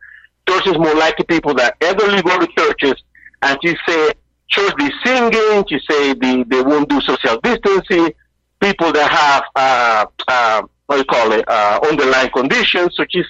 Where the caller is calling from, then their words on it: Boston, Massachusetts, United States; from Boston.